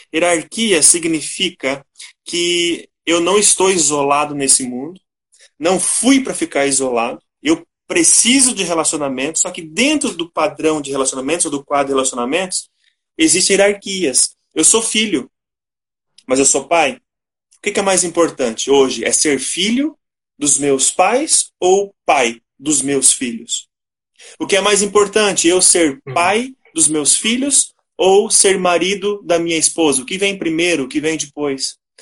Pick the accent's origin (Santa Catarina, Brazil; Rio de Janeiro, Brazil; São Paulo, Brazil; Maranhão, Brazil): Santa Catarina, Brazil; Ituporanga; moved away as an adult; also born or lived in Western Paraná / Ijuí, Rio Grande do Sul; now in São Bento do Sul, Brazil; Sou natural de Ituporanga, Santa Catarina.